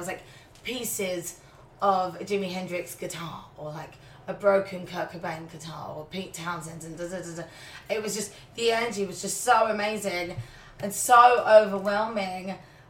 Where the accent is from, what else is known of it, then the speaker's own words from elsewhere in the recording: London, United Kingdom; moved away as an adult; now in New York City, United States; I grew up in London